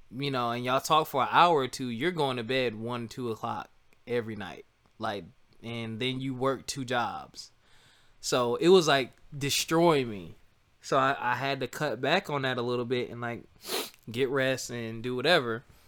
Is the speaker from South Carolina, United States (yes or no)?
yes; South Carolina, United States; moved away as an adult; also born or lived in Philadelphia; I'm from South Carolina